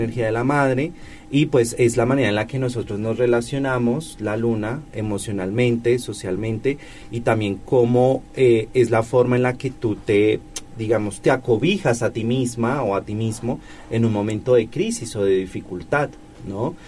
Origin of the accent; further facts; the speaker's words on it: Colombia; now in Puebla, Mexico; En mi tierra